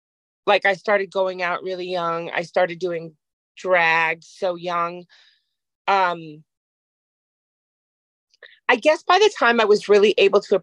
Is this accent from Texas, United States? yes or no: no; New York City, New York, United States; also born or lived in Jersey City, New Jersey; I was born in Jersey City, but I grew up in New York